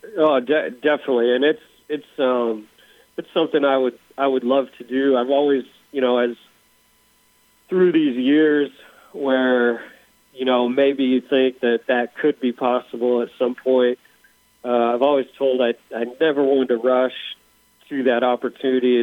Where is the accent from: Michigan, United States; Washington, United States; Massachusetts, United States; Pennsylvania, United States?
Washington, United States; Seattle; moved away as an adult; also born or lived in Indiana; I grew up in Seattle. I, you know, I come out to Indiana to go to college